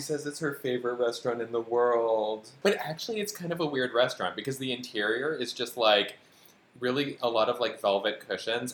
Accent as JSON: {"language": "English", "region": "Western Massachusetts", "country": "United States", "said": "I'm from Western Massachusetts"}